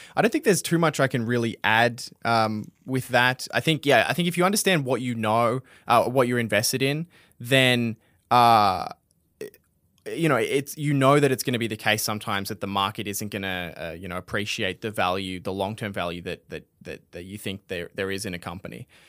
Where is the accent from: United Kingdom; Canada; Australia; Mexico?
Australia; we're Australian